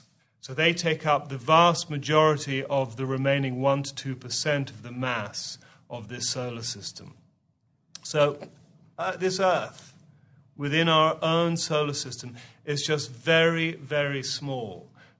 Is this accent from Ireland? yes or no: no; England, United Kingdom; You can tell we're both from England, which is where the Aetherius Society was first founded in 1955